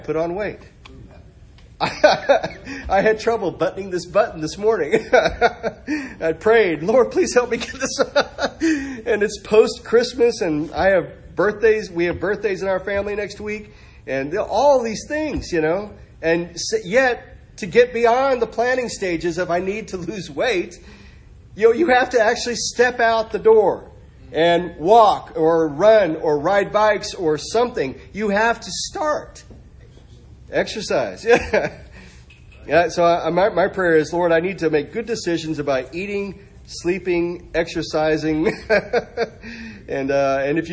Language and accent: English; Arkansas, United States; I was raised in Arkansas. I was raised in the Bible Belt